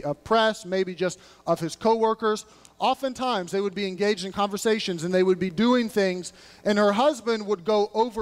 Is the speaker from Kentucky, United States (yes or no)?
yes; Louisville, Kentucky, United States; moved away; I'm from Louisville, Kentucky, which you say at Louisville, by the way